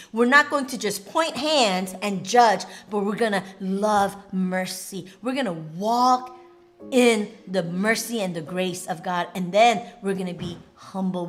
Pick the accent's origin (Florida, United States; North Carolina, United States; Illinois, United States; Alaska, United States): Alaska, United States; Anchorage; I'm from Anchorage, Alaska